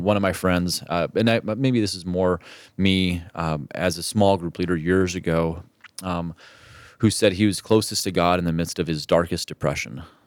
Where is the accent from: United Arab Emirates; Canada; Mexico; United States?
Mexico; moved away; where I grew up in Mexico